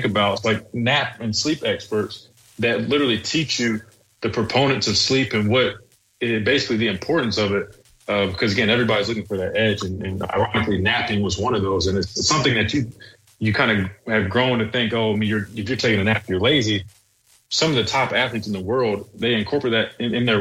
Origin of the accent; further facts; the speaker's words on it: South Carolina, United States; growing up in South Carolina and then being here